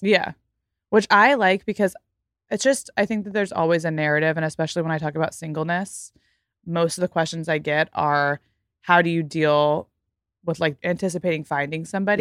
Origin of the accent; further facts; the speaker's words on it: Fort Worth, Texas, United States; moved away as an adult; also born or lived in Los Angeles; my hometown in Fort Worth, Texas